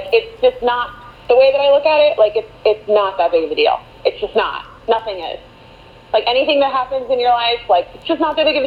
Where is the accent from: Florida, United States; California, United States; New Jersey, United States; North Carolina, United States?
Florida, United States; Orlando; I'm originally from Orlando, grew up here